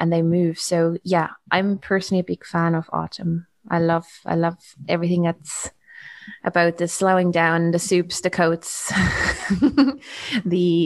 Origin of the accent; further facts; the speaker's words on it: Germany; also born or lived in Algarve, Portugal; now in Portugal; growing up in Germany